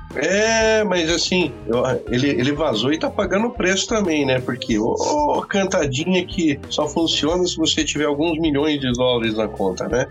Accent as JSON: {"language": "Portuguese", "country": "Brazil", "said": "Sou brasileiro"}